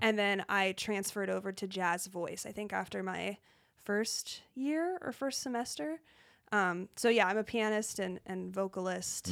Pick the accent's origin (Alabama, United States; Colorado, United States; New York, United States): Colorado, United States; I grew up in Colorado